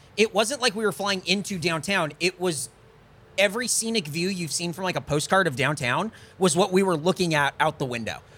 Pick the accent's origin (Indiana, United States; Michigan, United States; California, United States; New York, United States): California, United States; now in Austin, United States; we're from California